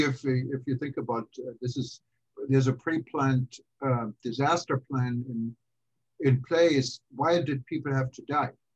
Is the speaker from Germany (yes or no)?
yes; Germany; also born or lived in Kansas; now in United States; growing up in Germany, um, I left for the U.S. back in 1982